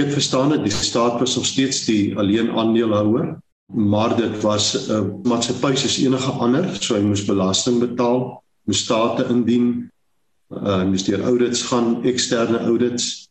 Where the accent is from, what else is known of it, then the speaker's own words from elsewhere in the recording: Springbok, Northern Cape, South Africa; moved away as an adult; also born or lived in Stellenbosch / Saldanha / Walvis Bay; ek het groot geword in Springbok, gebore groot geword in Namakolander